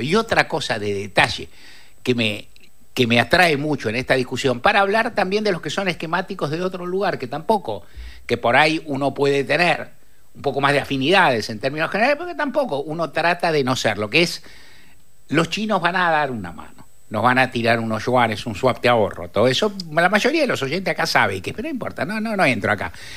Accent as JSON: {"language": "Spanish", "region": "Buenos Aires", "country": "Argentina", "also_born_or_lived": "Palermo, Buenos Aires", "said": "soy un ruso caballito, de que ahora me fui a Palermo"}